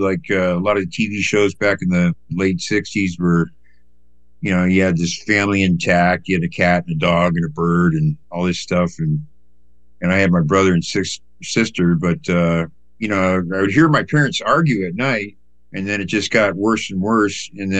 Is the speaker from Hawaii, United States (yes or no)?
yes; Hawaii, United States; born there; also born or lived in New York; I was born in Hawaii, and I moved to New York, and you know, my parents moved, and then we went back to Hawaii.